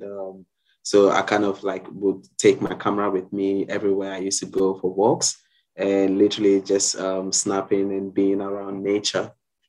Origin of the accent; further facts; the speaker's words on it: Ghana; now in Sydney, Australia; I'm originally from Ghana in West Africa, and I'm a photographer and creative director based here in Sydney.